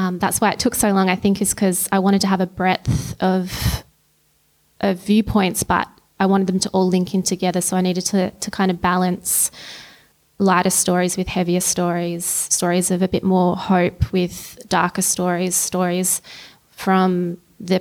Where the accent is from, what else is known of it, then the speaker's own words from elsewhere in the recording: Christmas Hills, Victoria, Australia; I grew up in Christmas Hills